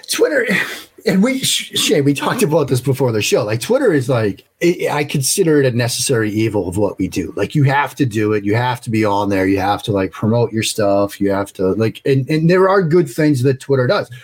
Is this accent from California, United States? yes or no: no; Waltham, Massachusetts, United States; now in Maryland, United States; Waltham, the, the town I grew up outside outside Boston.